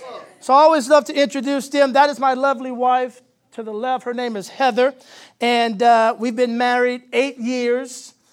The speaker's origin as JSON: {"language": "English", "town": "San Antonio", "region": "Texas", "country": "United States", "moved": "yes", "lives_now": "Nashville, United States", "said": "I'm originally from San Antonio, Texas. So I'm a Texan. I've been living in Nashville for about 11 years, but Texas is my home."}